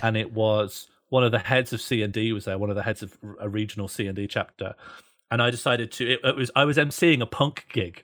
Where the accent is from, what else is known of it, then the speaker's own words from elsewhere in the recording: Birmingham, West Midlands, United Kingdom; moved away; I grew up in Birmingham